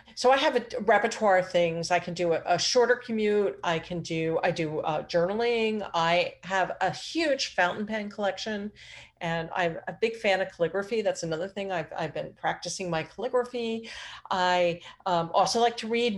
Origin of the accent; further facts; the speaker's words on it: Philadelphia, Pennsylvania, United States; moved away; I grew up in Phil, the Philly area.